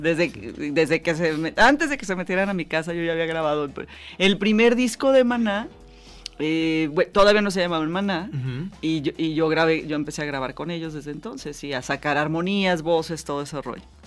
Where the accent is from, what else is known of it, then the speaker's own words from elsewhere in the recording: Jalisco, Mexico; yo nací en Jalisco, aunque mi mamá era irlandesa